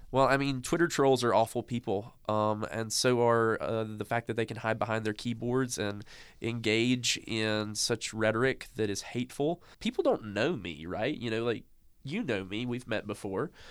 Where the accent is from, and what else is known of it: the South, United States; born or raised there